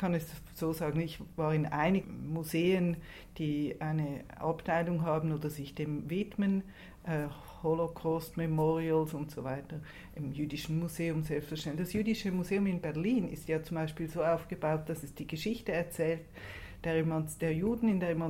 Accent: Switzerland; Wir wissen ja, dass auch als Schweizerin, äh, dass der Wilhelm Tell wahrscheinlich keine historische Figur war

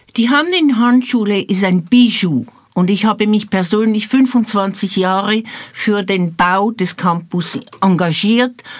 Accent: Switzerland; moved away as an adult; now in Jerusalem, Israel; vor 54 Jahren aus der Schweiz ausgewandert als Resultat vom Sechstagekrieg. Denn ich war in einem zionistischen Jugendbund mit 17 Jahren und nach zwei Jahren, 1969, bin ich ausgewandert

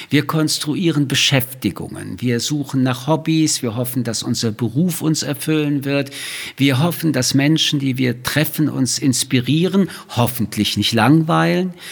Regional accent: Paris, Île-de-France, France; born there; Wie Sie wissen, bin ich in Paris geboren.

